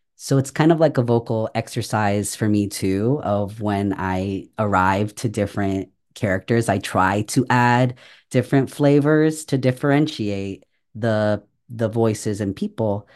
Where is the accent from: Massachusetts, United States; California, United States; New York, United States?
California, United States; San Francisco Bay Area; moved away as an adult; also born or lived in Chicago; I grew up in San Francisco Bay Area.